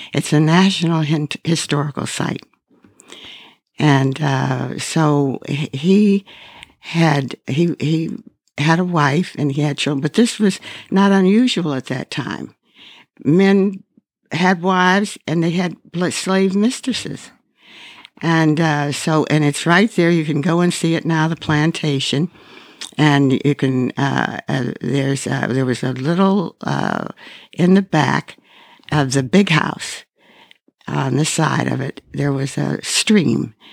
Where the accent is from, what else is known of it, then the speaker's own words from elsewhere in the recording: Pittsburgh, Pennsylvania, United States; I grew up in Pittsburgh